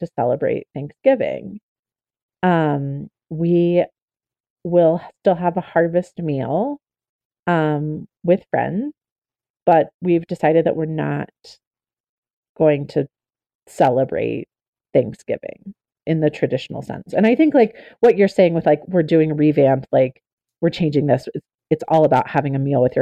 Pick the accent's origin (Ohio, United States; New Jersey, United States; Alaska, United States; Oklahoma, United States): Oklahoma, United States; I'm a member of the Choctaw Nation of Oklahoma. I grew up in Oklahoma.